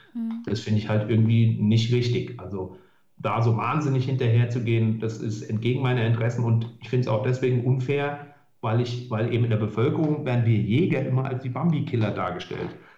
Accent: Hesse, Germany; bei uns in Hessen

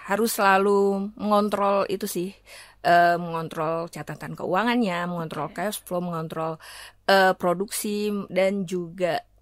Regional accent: Jombang, East Java, Indonesia; born there; also born or lived in Yogyakarta; apalagi waktu itu saya posisi sudah di Jombang jadi okay. di kota baru biarpun itu kota kelahiran

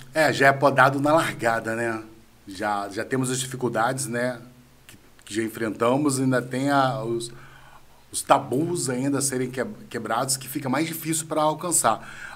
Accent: Natividade, Brazil; Eu não nasci lá em Natividade, né? Mas eu fui pequeno para a Natividade

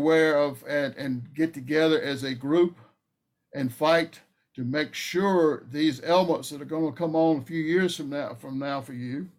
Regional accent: North Carolina, United States; I grew up in North Carolina. I thought I was used to heat and humidity, but, I wasn't used to that.

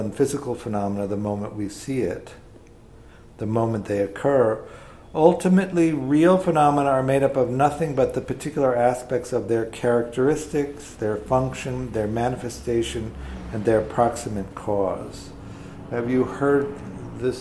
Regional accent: Tornado Alley, Midwest, United States; I grew up in the Midwest, in Tornado Alley

